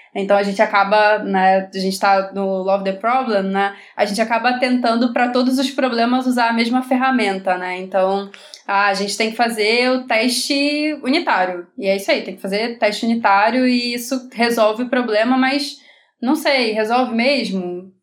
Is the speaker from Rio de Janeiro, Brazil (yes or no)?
yes; Rio de Janeiro, Brazil